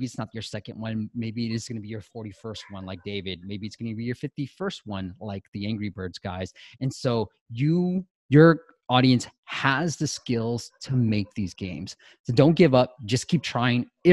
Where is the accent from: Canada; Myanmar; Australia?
Myanmar; moved away; I was born in Burma.